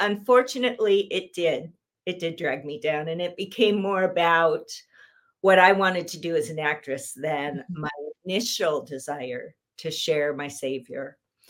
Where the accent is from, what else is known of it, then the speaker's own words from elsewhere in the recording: Southern California, United States; I was born and raised in Southern California.